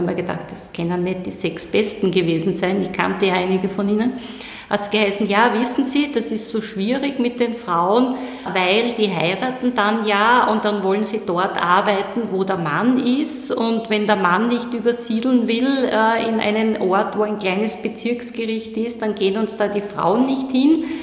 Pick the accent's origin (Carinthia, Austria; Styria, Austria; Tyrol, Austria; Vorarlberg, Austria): Styria, Austria; ich wollte Richterin werden, hatte in Graz studiert, ich bin aus der Steiermark